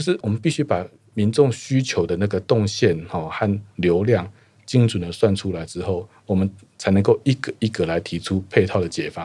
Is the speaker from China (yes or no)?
no; Taoyuan, Taiwan; 我在桃园长大，我们家在桃园时代的